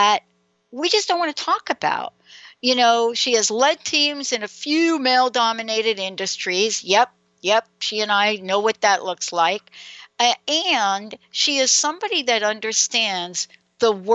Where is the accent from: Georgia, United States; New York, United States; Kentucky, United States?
New York, United States; accent: New York; now in Seattle, United States; my New York accent? Even though I'm in Seattle, I have a little bit of that.